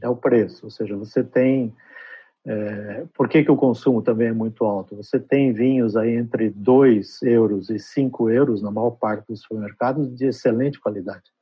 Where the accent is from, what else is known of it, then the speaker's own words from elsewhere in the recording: Brazil; accent: Brazilian; also born or lived in Chacim, Trás-os-Montes, Portugal / São Paulo, Brazil; now in Lisbon, Portugal; eu fui para o Brasil com 11 anos, é, trabalhei no Brasil